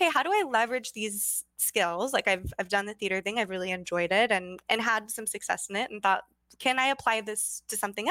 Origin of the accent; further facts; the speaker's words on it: Sacramento, California, United States; now in Oakland, United States; So I grew up in Sacramento, California